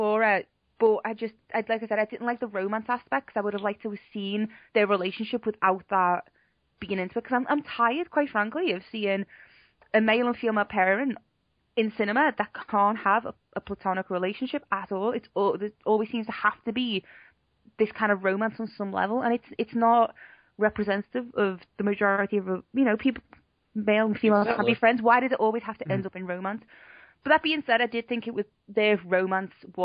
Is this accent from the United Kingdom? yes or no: yes; Liverpool, North West England, United Kingdom; I'm from Liverpool